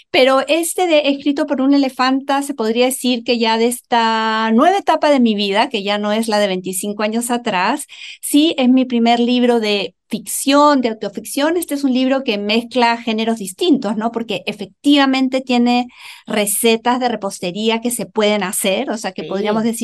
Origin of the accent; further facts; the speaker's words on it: Chile; aquí como dicen aquí en Chile mis ah. compatriotas, porque yo también soy chilena